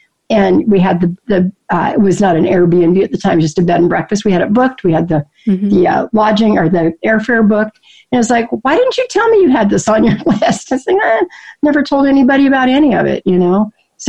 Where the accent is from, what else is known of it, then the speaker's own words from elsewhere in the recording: Seattle, Washington, United States; also born or lived in Alaska / Colorado; I was born in Alaska. My dad was in the military. Spent my little kid years in Colorado, and then moved to Seattle and graduated from high school.